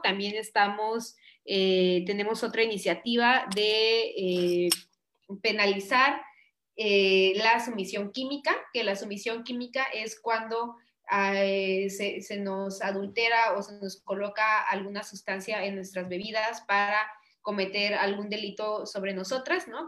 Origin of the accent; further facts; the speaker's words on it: Chiapas, Mexico; also born or lived in Porto, Portugal; nacida y crecida en Chiapas